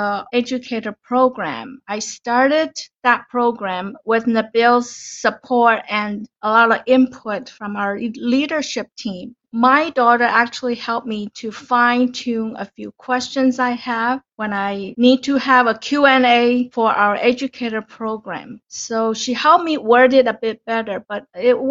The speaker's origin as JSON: {"language": "English", "country": "Taiwan", "tie": "born or raised there", "also_born_or_lived": "Ottawa, Canada", "second_language": "English", "moved": "as an adult", "lives_now": "Canada", "said": "So I'm originally from Taiwan, and I grew up in Taiwan up till university when I graduated"}